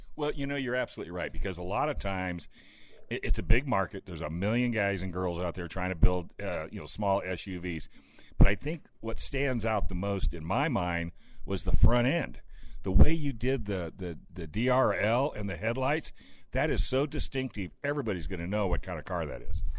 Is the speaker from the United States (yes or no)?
yes; California, United States; I'm from California